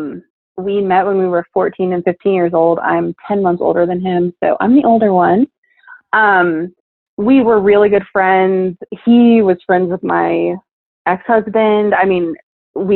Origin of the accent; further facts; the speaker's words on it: Florida, United States; moved away as an adult; now in Iowa, United States; I am from Florida, and then he's from Iowa, so I moved to Iowa to be with him